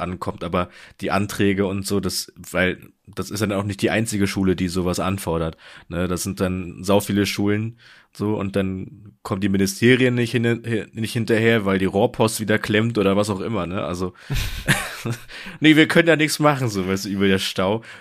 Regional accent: Germany; du selbst als Deutscher

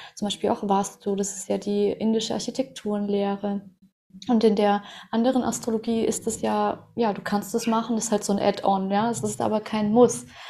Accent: Russia; moved away; Ich bin ja auch in Russland geboren

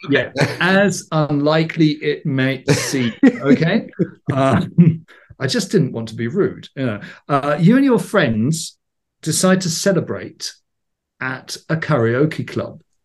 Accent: England, United Kingdom; I grew up in England in the '70s

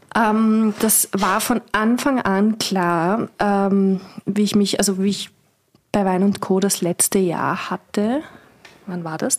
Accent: Vienna, Austria; moved away; also born or lived in Weinviertel; Ich komme aus Strebersdorf.

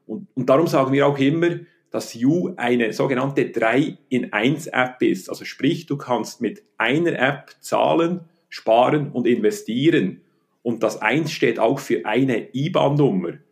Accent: Bern, Switzerland; Äh, ich bin in Bern aufgewachsen, habe dann studiert an der Universität Betriebswirtschaft und Volkswirtschaft

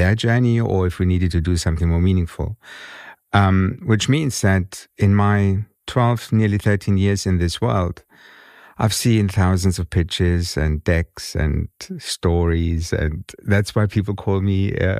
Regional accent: Germany; accent: German; English is a second language; moved away as an adult; now in London, United Kingdom; To the Brits, I have a German accent. I grew up in Germany. I was born and raised in Germany. And I'm a son of Greek immigrants. Gastarbeiter.

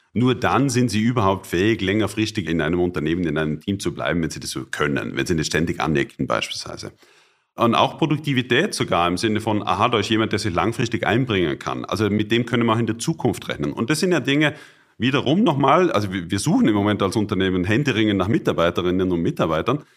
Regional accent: Austria; moved away; also born or lived in Bonn / Cologne; ich als Österreicher

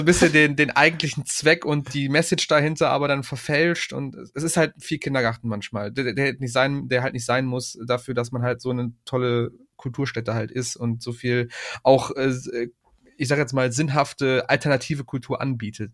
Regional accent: Aachen, North Rhine-Westphalia, Germany; als Aachener

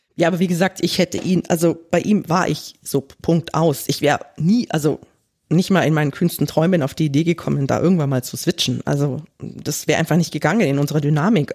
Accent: Germany; ich bin in Deutschland geboren und aufgewachsen

